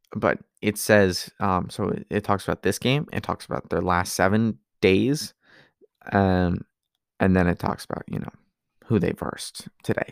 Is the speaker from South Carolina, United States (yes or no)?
no; New Jersey, United States; I come from the East Coast in Jersey.